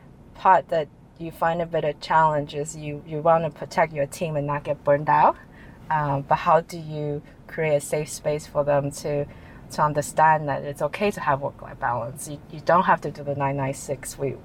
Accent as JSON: {"language": "English", "country": "Taiwan", "tie": "born or raised there", "also_born_or_lived": "United States", "moved": "yes", "lives_now": "Hong Kong", "said": "I'm Asian. I was born in the States, but I'm Taiwanese. I grew up in Taiwan. So I always had that cultural in me, like the Chinese Asian culture in me. After spending probably 15 years in US"}